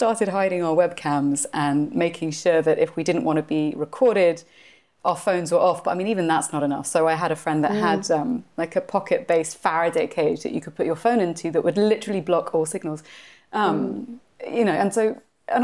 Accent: United Kingdom; being British in terms of place of birth

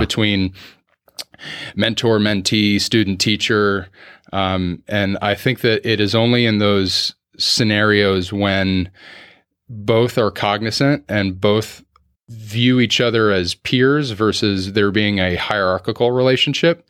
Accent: Orlando, Florida, United States; also born or lived in Clermont, Florida; I'm one of the few born and raised in Orlando

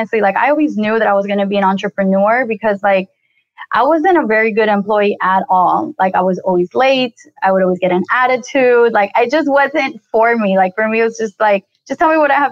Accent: Colombia; I'm originally from Colombia. I was born in Colombia

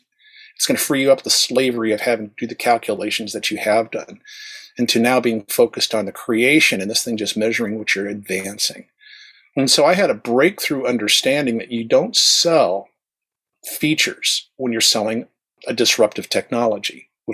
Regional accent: the South, United States; accent: flat American broadcast standard; I was raised in the South. Otherwise, I'd be speaking more Southern

